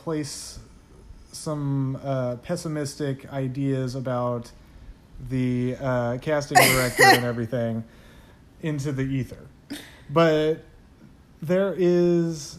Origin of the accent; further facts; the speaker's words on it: United States; I'm American